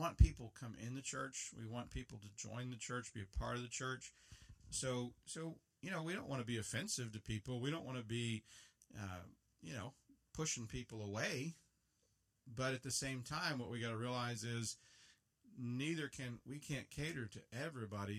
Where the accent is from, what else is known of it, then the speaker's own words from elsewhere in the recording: United States; Before I'm an American, I'm a Christian. I love living in America